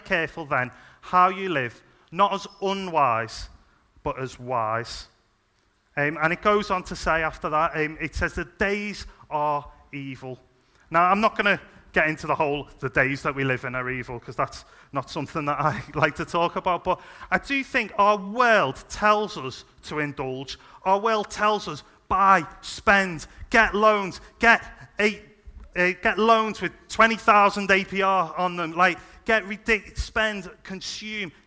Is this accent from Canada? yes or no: no; Liverpool, North West England, United Kingdom; moved away; I'm originally from Liverpool, as you can probably tell.